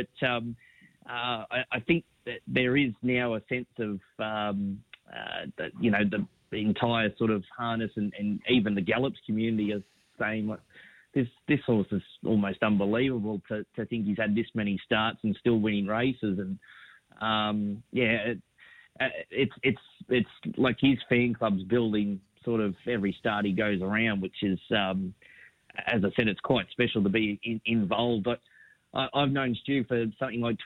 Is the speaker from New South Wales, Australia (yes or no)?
no; Brisbane, Queensland, Australia; moved away; It was a really good time to be growing up in Brisbane